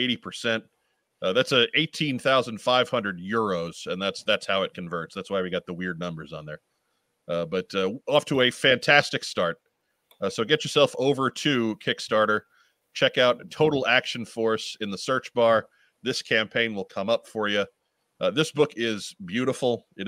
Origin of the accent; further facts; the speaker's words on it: Philippines; I'm from the Philippines.